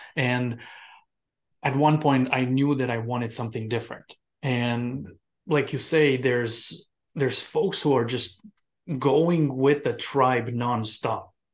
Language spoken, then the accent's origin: English; Romania; moved away as an adult; now in United States; when I came from Romania